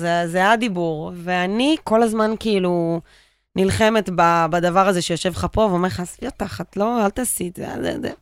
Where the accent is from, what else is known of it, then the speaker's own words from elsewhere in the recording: Pardes Hanna-Karkur, Haifa District, Israel; גדלתי בפרדס חנה